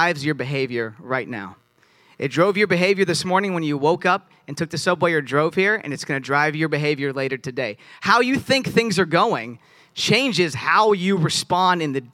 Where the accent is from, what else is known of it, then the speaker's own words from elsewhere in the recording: Virginia, United States; I'm from Virginia